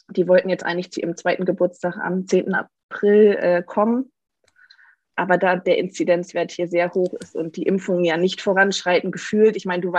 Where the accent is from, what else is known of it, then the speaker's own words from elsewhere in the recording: Hamburg area, Germany; also born or lived in Freiburg; now in Nuremberg, Germany; Ähm, ich bin eigentlich äh, gar nicht aus Nürnberg. Ich komme eigentlich aus der Nähe von Hamburg, das heißt ein Nordlicht, das sich nach Süddeutschland verirrt hat. Ähm, ich habe in Freiburg studiert